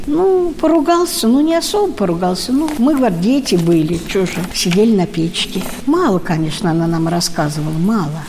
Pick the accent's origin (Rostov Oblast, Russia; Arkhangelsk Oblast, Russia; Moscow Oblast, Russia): Moscow Oblast, Russia; Zaraysk; я из Зарайска